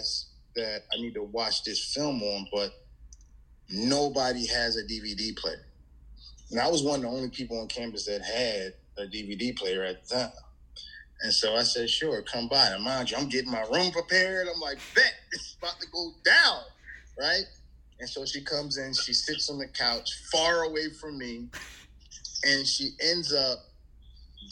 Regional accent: Philadelphia, Pennsylvania, United States; it's my hometown team

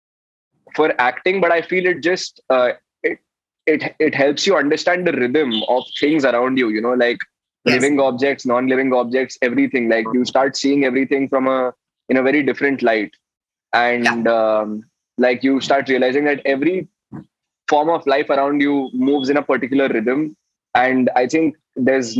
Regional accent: Jamshedpur, Jharkhand, India; growing up in Jamshedpur

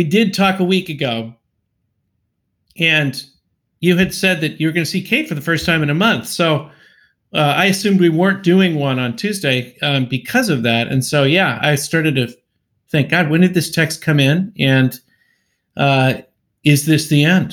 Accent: California, United States; I'm from California

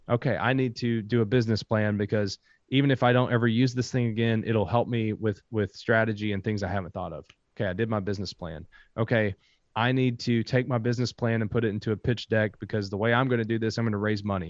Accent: Kentucky, United States; I am from Kentucky.

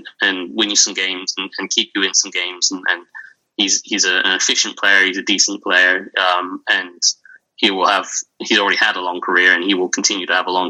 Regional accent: England, United Kingdom; accent: English; if you haven't heard from the accent, I'm English

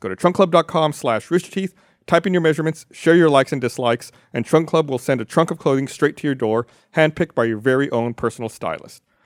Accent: Austin, Texas, United States; I was born in Austin.

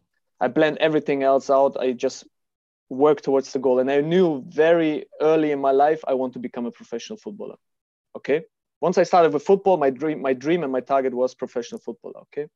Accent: Kazakhstan; born there; So, yeah, as we discussed before, I was born in Kazakhstan. My father is a Russian. My mother is German.

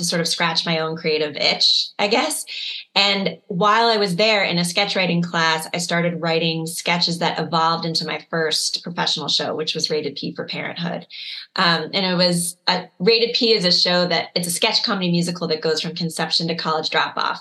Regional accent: Chicago, Illinois, United States; I grew up in Chicago

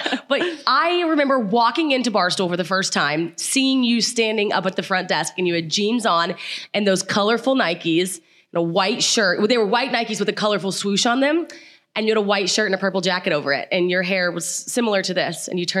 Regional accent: Midwest, United States; we weren't too fond of each other because we're both from the Midwest.

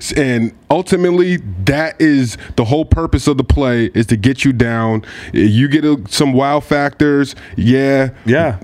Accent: Port Chester, New York, United States; I'm from Portchester, yo. So we we grew up close

